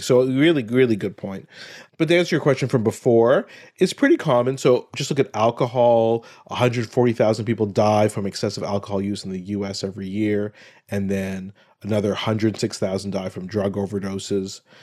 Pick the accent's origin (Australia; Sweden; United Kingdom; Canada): Canada; Ottawa, Ontario; grew up in Ottawa, my hometown